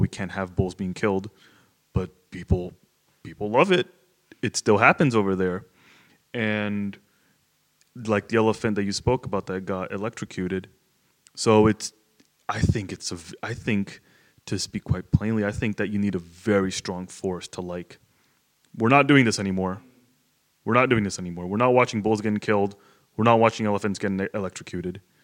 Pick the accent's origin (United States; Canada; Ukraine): United States; South Florida; I grew up in Florida, which is a very rowdy state